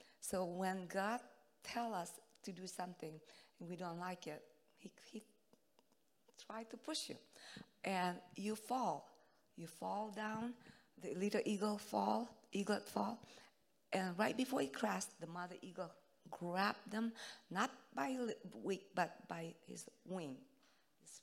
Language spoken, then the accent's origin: English; Indonesia; English is a second language; moved away; I'm from Indonesia, so my English is not good.